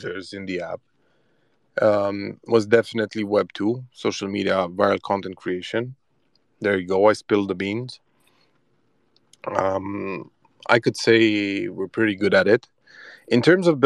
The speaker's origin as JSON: {"language": "English", "region": "Transylvania", "country": "Romania", "said": "we're from Transylvania"}